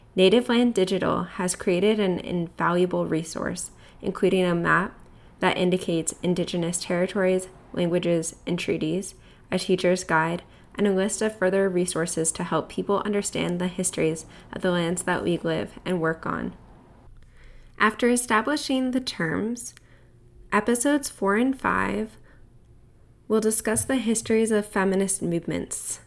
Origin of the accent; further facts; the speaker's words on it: Southern California, United States; moved away as an adult; also born or lived in Connecticut; now in Canada; I grew up in Southern California between Orange County and L